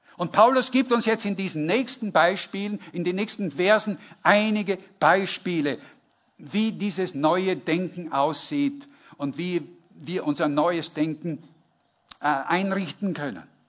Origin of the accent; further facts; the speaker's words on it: Northern Germany, Germany; ich komme aus, dem, aus Norddeutschland.